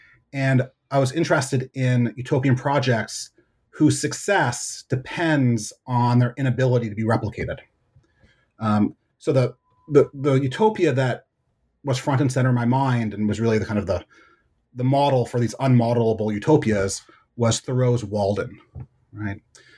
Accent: Hamilton, Ontario, Canada; moved away as an adult; also born or lived in Montreal, Canada; now in United States; So I grew up in Hamilton, Ontario, and I went to college at McGill in Montreal. And I moved to the United States to do my graduate work at the University of Chicago.

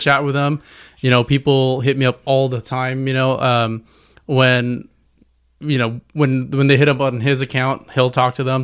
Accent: Fontana, California, United States; we're from Fontana, so, you know, we got we got that culture behind us

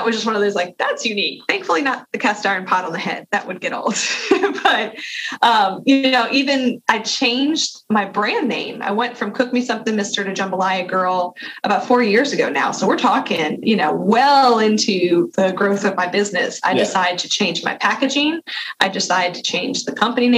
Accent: Louisiana, United States; also born or lived in Mississippi; I'm a Southern Miss grad, even though I'm from Louisiana

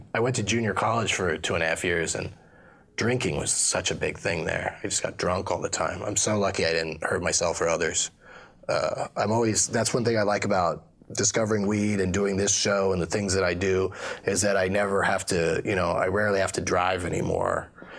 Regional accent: San Diego, California, United States; Well, I grew up in San Diego, and that, strangely, did not make me a pothead. I mean, California as a whole did

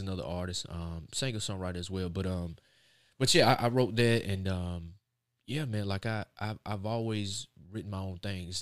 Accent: Raleigh, North Carolina, United States; I'm from Raleigh, North Carolina

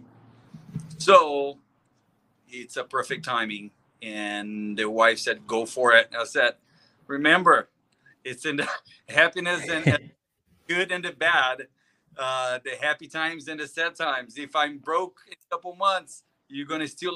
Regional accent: Brazil; moved away as an adult; now in San Clemente, United States; I'm from Brazil. I've been here in the state for like 17 years ago

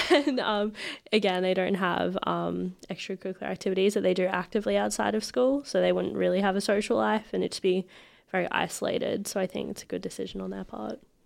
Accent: Ipswich, Queensland, Australia; also born or lived in Brisbane; we moved to Ipswich when I was about two, and I've just been here for the rest of my life

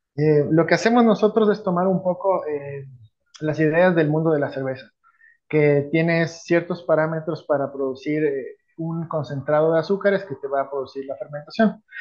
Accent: Quito, Pichincha, Ecuador; nací en Quito

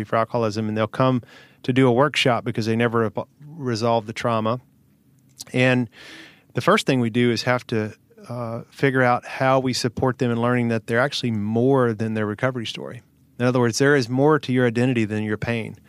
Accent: Hohenwald, Tennessee, United States; Little small town here in the south, about okay. an hour and a half, town called Hohenwald.

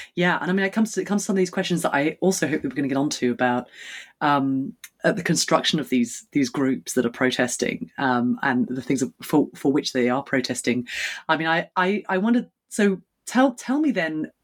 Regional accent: United Kingdom; as a Brit

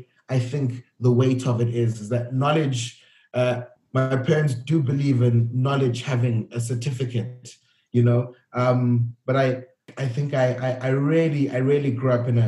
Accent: Cape Town, Western Cape, South Africa; also born or lived in Gwanda, Zimbabwe; my background is growing up in South Africa. Everything we did at home, the food I ate, the conversations we had, we were Zimbabwean

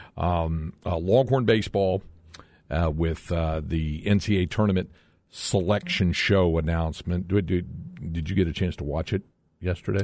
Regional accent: North Carolina, United States; since you grew up North Carolina like I did, and I grew up on, uh, on a lake

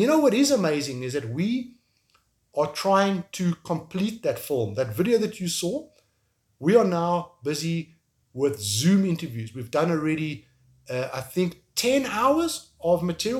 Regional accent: South Africa; moved away as an adult; also born or lived in Kyiv, Ukraine; I'm from South Africa

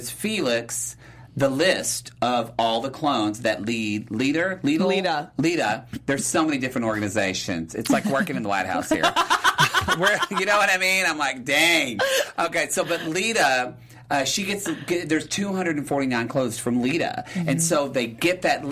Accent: the South, United States; I'm from the South

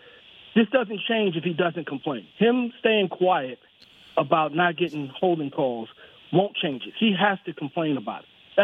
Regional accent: New York, United States; told him I was from New York.

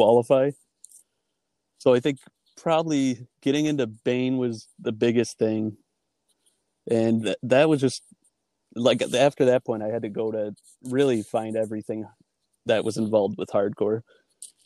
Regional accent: Webster, New York, United States; growing up in Webster was like kind of a weird thing for me

